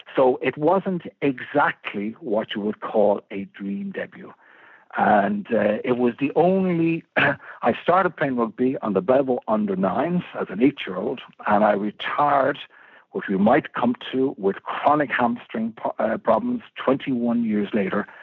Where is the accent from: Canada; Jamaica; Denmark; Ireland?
Ireland; Malahide, Leinster; growing up in Malahide was like, like growing up in a playground.